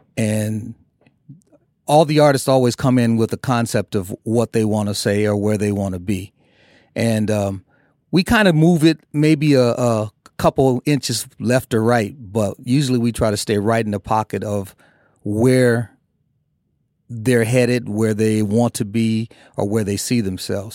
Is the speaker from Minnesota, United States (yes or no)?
yes; Minneapolis, Minnesota, United States; we grew up in Minneapolis